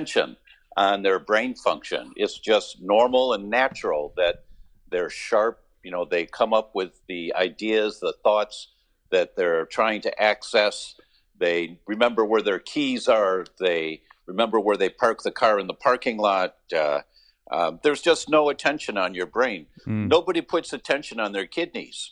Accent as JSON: {"language": "English", "town": "Detroit", "region": "Michigan", "country": "United States", "moved": "yes", "said": "I'm from Detroit originally, so I'm a car guy"}